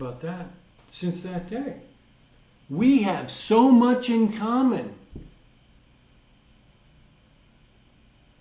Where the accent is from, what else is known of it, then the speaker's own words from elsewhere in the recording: New York, United States; Maybe I'm from New York